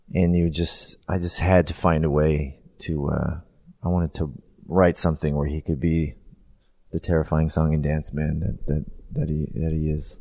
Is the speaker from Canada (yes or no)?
yes; Canada; as a kid growing up in Canada